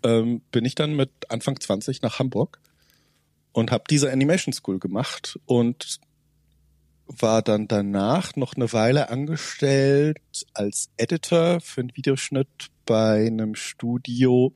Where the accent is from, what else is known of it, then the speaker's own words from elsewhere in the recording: Zug, Switzerland; in meiner Heimatstadt, in Zug ist das in der Schweiz